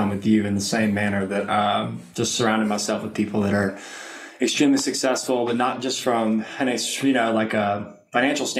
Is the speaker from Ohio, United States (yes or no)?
no; Lake Charles, Louisiana, United States; moved away as an adult; now in Austin, United States; I was born and raised in Southwest Louisiana, a little town called Lake Charles